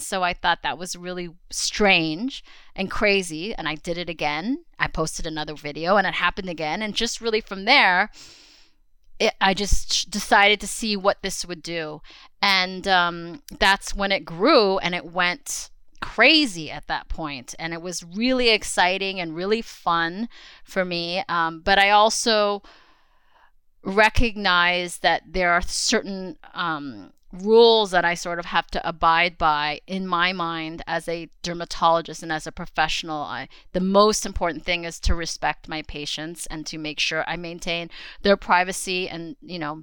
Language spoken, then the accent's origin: English; Los Angeles, California, United States; also born or lived in Queens, New York / Staten Island, New York; I was born in Queens. And I think we lived in Queens and Staten Island for about 5 years or so, but I would consider myself a California girl because I grew up really predominantly in Southern California in the LA area.